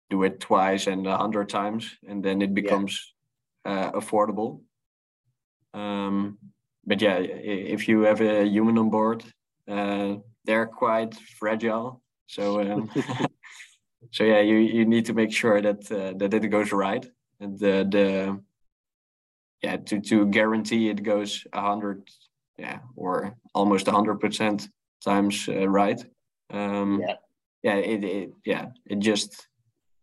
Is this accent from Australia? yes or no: no; Netherlands; I grew up in the Netherlands in Europe